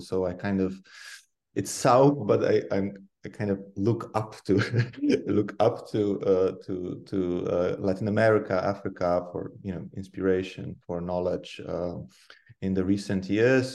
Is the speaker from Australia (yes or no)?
no; Poland; moved away as an adult; now in Netherlands; I come from Poland, uh, but I'm based in the Netherlands, living here like half of my life uh, by now or more